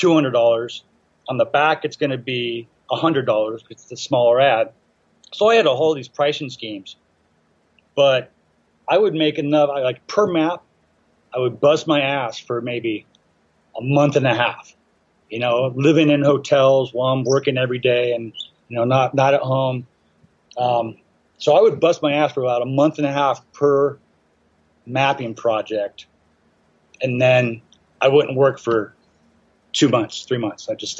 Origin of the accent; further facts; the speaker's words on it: Inglewood, California, United States; also born or lived in San Pedro; I was born in Inglewood when I was young, lived in San Pedro, which is kind of ironic.